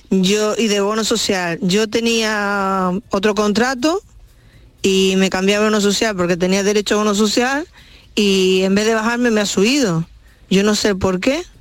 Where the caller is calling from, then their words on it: El Ejido, Andalusia, Spain; de Elegido.